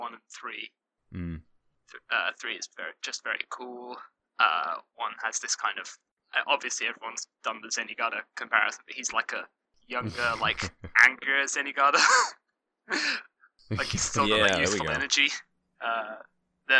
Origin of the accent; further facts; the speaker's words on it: United Kingdom; I'm British